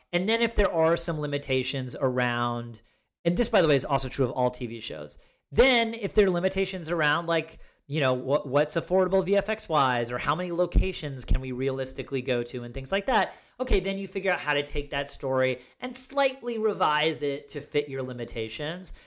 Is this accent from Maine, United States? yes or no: no; Ithaca, New York, United States; born or raised there